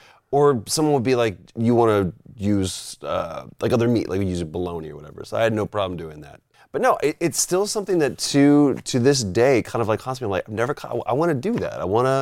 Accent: Texas, United States; accent: Texas; My Texas accent kind of comes out with horror.

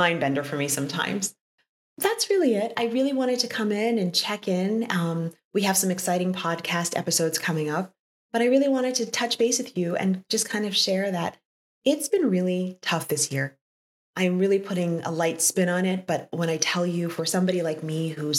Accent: New York, United States; moved away as an adult; now in Europe; I come from New York

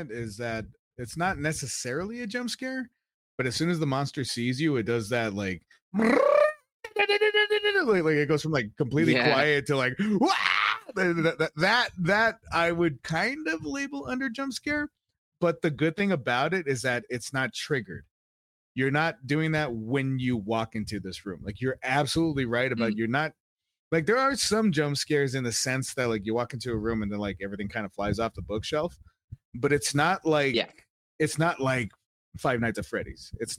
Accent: United Kingdom; We just will it back on. I'm fucking British.

